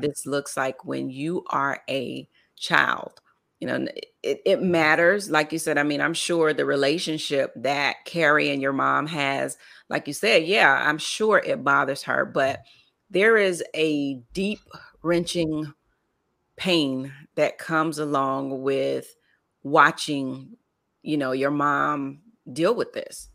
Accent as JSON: {"language": "English", "town": "Lake Wales", "region": "Florida", "country": "United States", "tie": "born or raised there", "said": "I grew up in Lake Wells, Florida"}